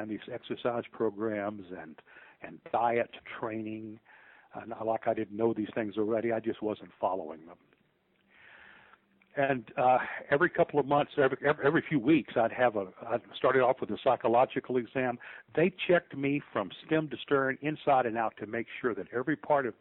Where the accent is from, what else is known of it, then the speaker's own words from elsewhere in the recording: New Orleans, Louisiana, United States; moved away as an adult; now in Memphis, United States; I'm from New Orleans